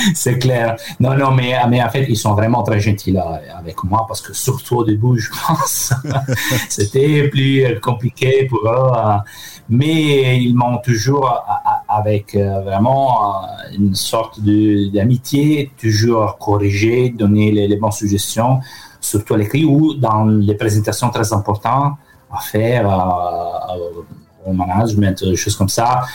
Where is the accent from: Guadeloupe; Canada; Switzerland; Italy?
Italy; accent: Italian; French is a second language; moved away as an adult; now in France; mon accent n'a pas eu beaucoup d'évolution. Il reste très italien